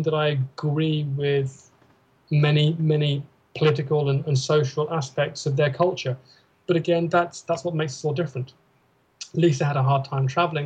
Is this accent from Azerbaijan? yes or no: no; United Kingdom; moved away; we're British